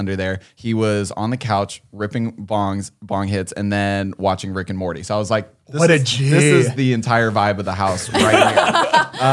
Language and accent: English; Cincinnati, Ohio, United States; I'm from Cincinnati